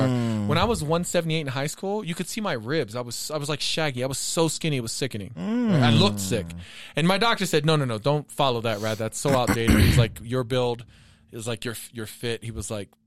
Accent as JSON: {"language": "English", "country": "Japan", "tie": "born or raised there", "moved": "yes", "said": "growing up in Japan in the 80s"}